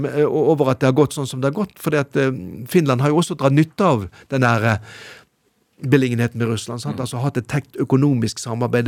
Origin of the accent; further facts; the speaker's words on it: Bergen, Vestland, Norway; hjemme i Bergen